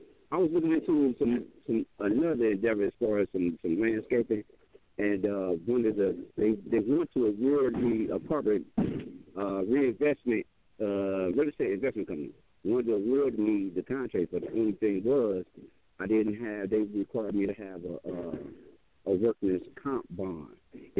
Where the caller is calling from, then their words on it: Cleveland, Ohio, United States; I'm calling from Cleveland.